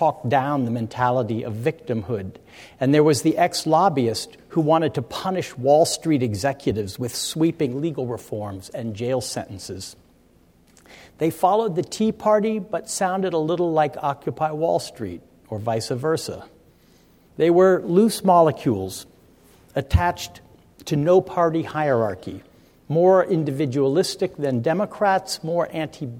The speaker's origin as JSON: {"language": "English", "town": "Stanford", "region": "California", "country": "United States", "tie": "born or raised there", "said": "I grew up at Stanford"}